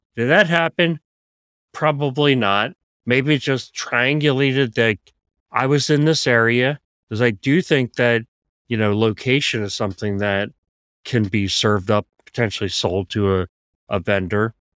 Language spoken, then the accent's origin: English; Philadelphia, Pennsylvania, United States; moved away; I grew up in Philadelphia